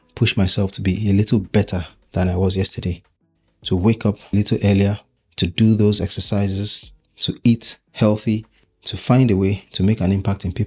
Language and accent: English; Nigeria; now in United Kingdom; I'm Nigerian. That's my home country. And even though I'm making this podcast from the UK currently